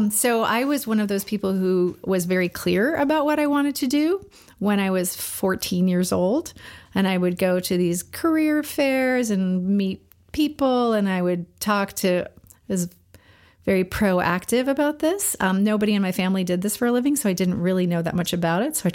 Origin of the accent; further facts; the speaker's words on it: Florida, United States; moved away as an adult; now in Los Angeles, United States; I moved to Los Angeles from Florida, and I and I worked in advertising for about seven years.